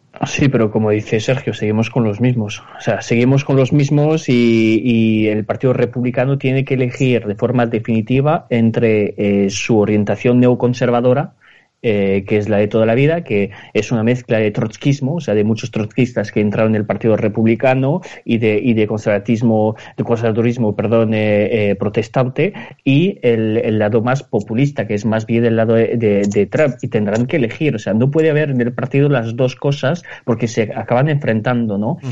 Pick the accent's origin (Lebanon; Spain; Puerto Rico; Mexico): Spain; somos españoles